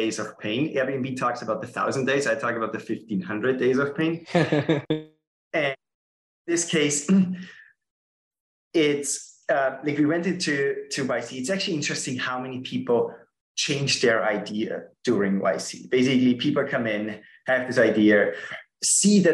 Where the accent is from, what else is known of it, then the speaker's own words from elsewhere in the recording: Austria; English is a second language; moved away as an adult; now in San Francisco, United States; I'm originally from Austria